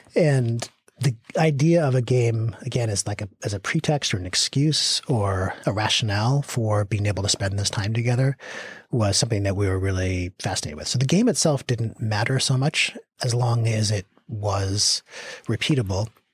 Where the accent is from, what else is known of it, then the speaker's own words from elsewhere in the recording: Victoria, British Columbia, Canada; I grew up in Victoria, British Columbia